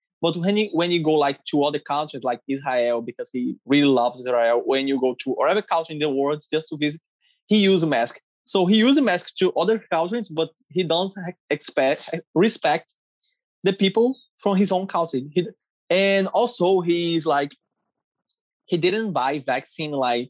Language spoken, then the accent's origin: English; Brazil; English is a second language; I'm from Brazil and I speak Portuguese. I'm 22 years old.